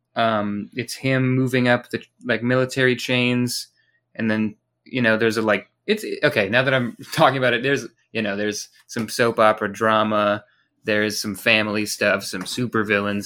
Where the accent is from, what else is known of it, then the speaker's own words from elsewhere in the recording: United States; As an American